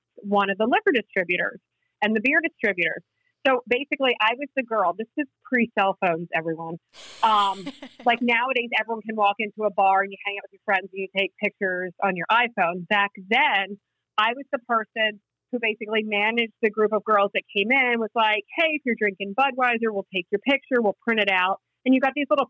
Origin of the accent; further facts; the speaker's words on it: Virginia, United States; moved away as an adult; also born or lived in Philadelphia area, Pennsylvania / Washington, D.C.; now in New Jersey, United States; So I grew up in Virginia. So I went to college in Virginia.